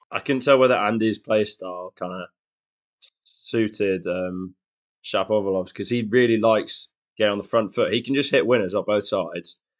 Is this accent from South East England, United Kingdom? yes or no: no; Shrewsbury, West Midlands, United Kingdom; I'm from Shrewsbury, down in the West Midlands